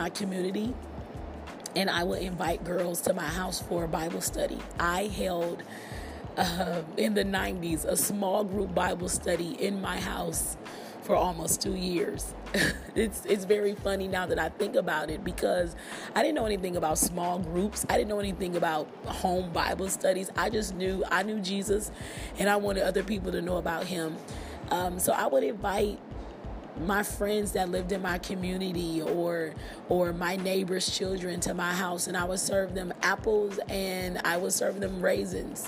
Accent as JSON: {"language": "English", "town": "Milwaukee", "region": "Wisconsin", "country": "United States", "tie": "born or raised there", "also_born_or_lived": "Nashville, Tennessee", "moved": "as an adult", "said": "I left my hometown in Milwaukee and I relocated to Nashville, Tennessee."}